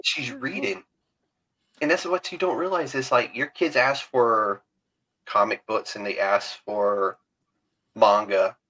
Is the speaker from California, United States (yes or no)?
no; Alabama, United States; I'm from Alabama